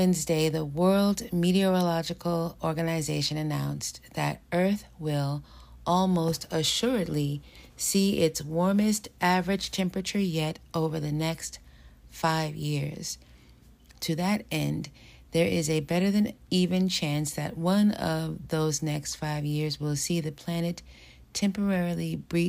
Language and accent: English; New York City, New York, United States; I'm from New York City.